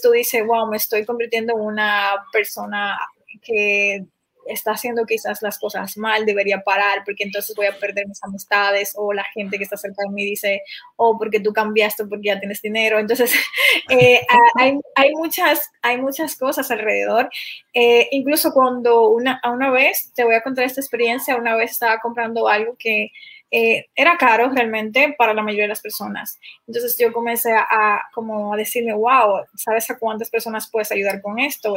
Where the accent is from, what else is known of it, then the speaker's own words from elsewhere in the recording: Dominican Republic; de República Dominicana